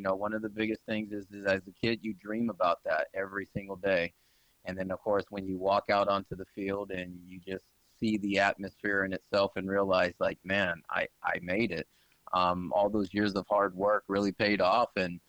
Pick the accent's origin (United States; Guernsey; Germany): United States; Tucson, Arizona; also born or lived in Des Moines, Iowa; I am born and raised in Tucson, Arizona.